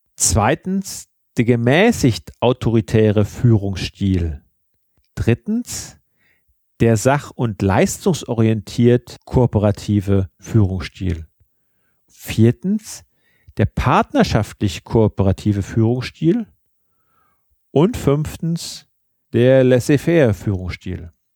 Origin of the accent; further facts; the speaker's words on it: Germany; bei uns in Deutschland